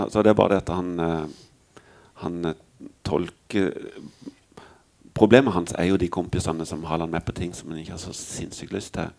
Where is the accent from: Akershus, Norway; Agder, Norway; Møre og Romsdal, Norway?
Agder, Norway; Mandal; når vi flytta fra Skjepstad til Ime det er sånn de to mest meningsløse stedene du kan bo i Mandal